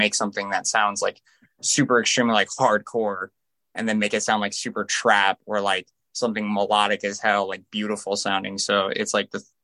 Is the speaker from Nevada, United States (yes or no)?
yes; Las Vegas, Nevada, United States; I'm from Vegas